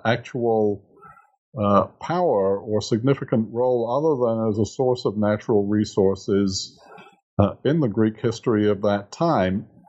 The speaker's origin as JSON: {"language": "English", "region": "England", "country": "United Kingdom", "moved": "as an adult", "lives_now": "United States"}